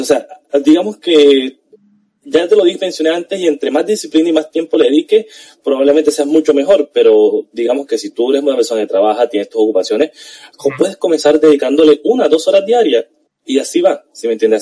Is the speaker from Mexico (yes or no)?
no; Colombia